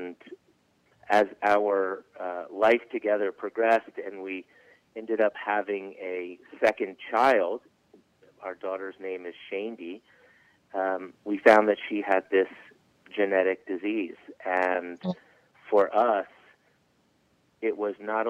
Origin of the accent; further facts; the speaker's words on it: Charleston, South Carolina, United States; moved away as an adult; now in Atlanta, United States; I grew up in Charleston, South Carolina